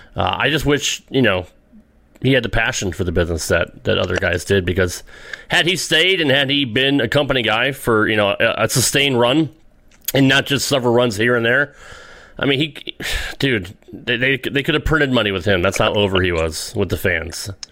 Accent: Windsor, Connecticut, United States; moved away as an adult; now in Tennessee, United States; I was born and raised outside of Hartford in Windsor, Connecticut

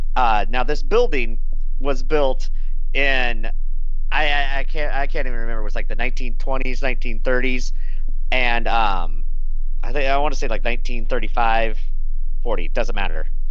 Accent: Nebraska, United States; I grew up in Nebraska, small town Nebraska

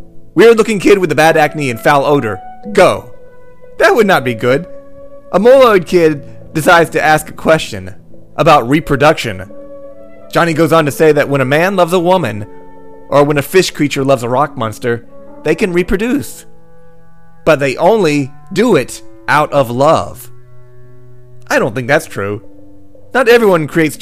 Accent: North Carolina, United States; I'm from North Carolina

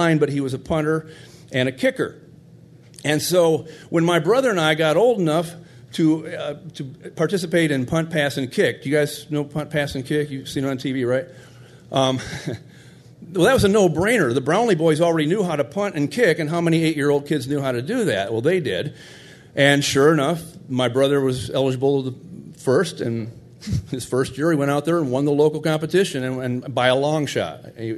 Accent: Michigan, United States; I grew up in Michigan

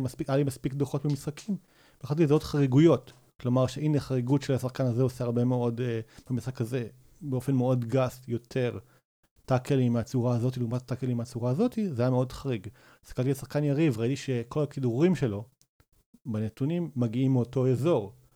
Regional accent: Rosh HaAyin, Central District, Israel; גדלתי בראש העין

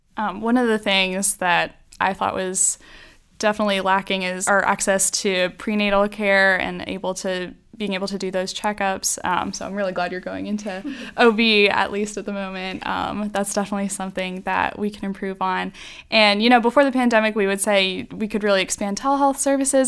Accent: Greer, South Carolina, United States; also born or lived in Columbia, South Carolina; I grew up mostly in Greer, South Carolina

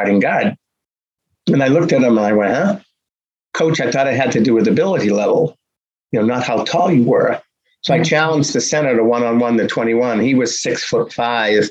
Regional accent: Boston, Massachusetts, United States; growing up in Boston, you're surrounded by sports

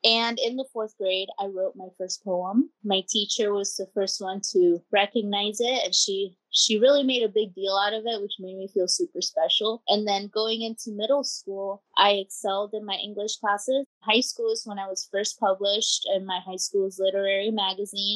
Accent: Pinellas Park, Florida, United States; born or raised there; first language Spanish; English is a second language; also born or lived in Costa Rica / Kentucky

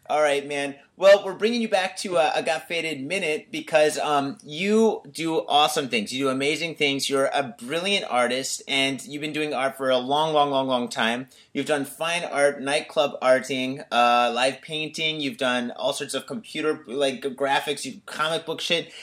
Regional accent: Detroit, Michigan, United States; moved away; also born or lived in Tokyo, Japan; I'm from Detroit

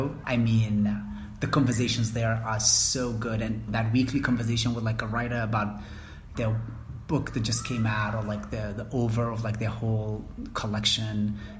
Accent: Mogadishu, Banaadir, Somalia; how is it that I grew up in Mogadishu and I still don't know how to swim?

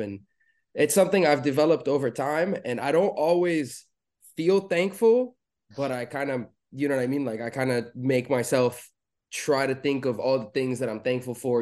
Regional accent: Beirut, Beirut Governorate, Lebanon; moved away as an adult; I was born in Beirut in Lebanon. I was born and raised there till the age of twenty is really when I moved away

